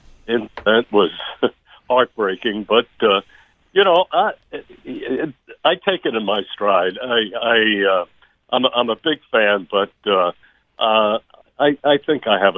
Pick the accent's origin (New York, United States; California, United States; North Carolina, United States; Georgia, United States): New York, United States; New York City; growing up in Brooklyn